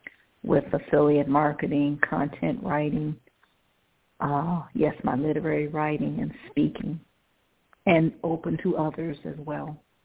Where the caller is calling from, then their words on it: Cleveland, Ohio, United States; I'm calling from Cleveland, Ohio. Thank you for taking my call.